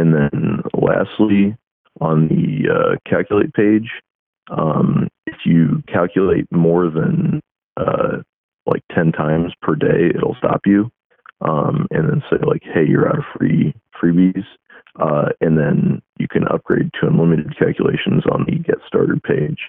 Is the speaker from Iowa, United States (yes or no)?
yes; Iowa, United States; now in Florida, United States; I'm originally from the Midwest. I'm from Iowa. But I actually live down in Florida at the moment